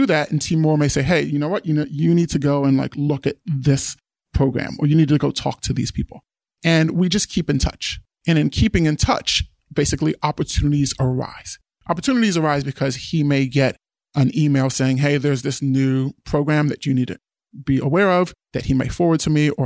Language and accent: English; East Coast, United States; moved away as an adult; also born or lived in Guinea (father's origin); I grew up on the East Coast, immigrant parents